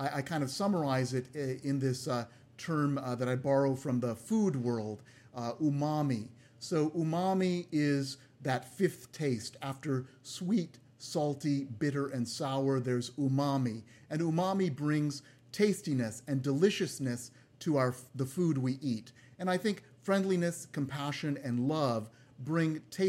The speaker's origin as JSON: {"language": "English", "town": "San Francisco", "region": "California", "country": "United States", "tie": "born or raised there", "said": "my hometown here in California"}